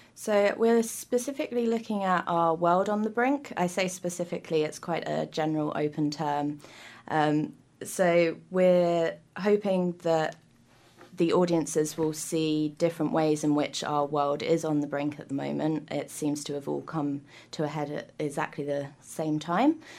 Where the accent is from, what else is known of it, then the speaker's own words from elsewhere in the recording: United Kingdom; now in New Zealand; I'm from the U K